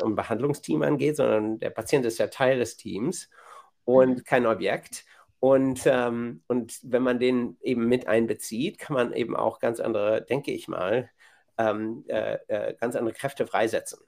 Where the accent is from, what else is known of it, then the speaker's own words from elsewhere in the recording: Bielefeld, North Rhine-Westphalia, Germany; moved away as an adult; also born or lived in Massachusetts, United States; now in Boston, United States; in meiner Heimatstadt Bielefeld